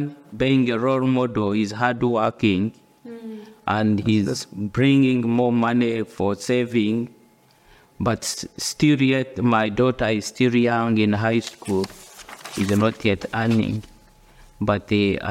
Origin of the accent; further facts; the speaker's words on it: Uganda; moved away as an adult; now in United Kingdom; I come from Uganda, and born in the rural family